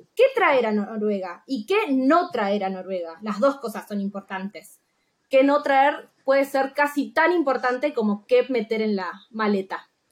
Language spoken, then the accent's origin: Spanish; Misiones, Argentina; moved away as an adult; now in Norway; en Argentina yo soy de Misiones, que es en el interior, en la frontera con Paraguay y Brasil